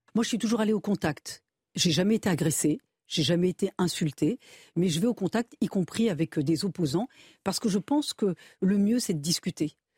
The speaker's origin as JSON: {"language": "French", "town": "Saint-Raphaël", "region": "Provence-Alpes-Côte d'Azur", "country": "France", "said": "je suis de Saint-Raphaël"}